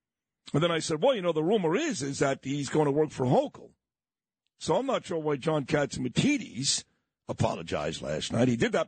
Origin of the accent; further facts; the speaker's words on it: New York City, New York, United States; I'm from Brooklyn, okay?